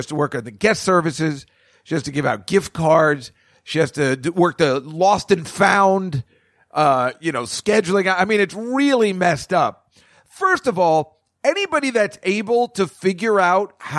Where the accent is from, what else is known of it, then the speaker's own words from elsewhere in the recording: Edison, New Jersey, United States; the mall where I grew up in Edison, New Jersey